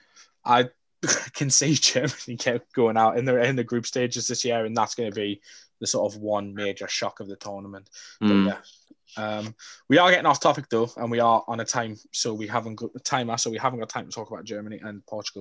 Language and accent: English; England, United Kingdom; as an Englishman